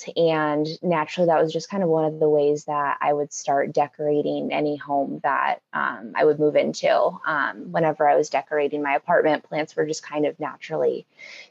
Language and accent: English; Albany, Oregon, United States; moved away as an adult; also born or lived in Eugene, Oregon / Portland, Oregon; now in Denver, United States; I was born and raised in Albany, Oregon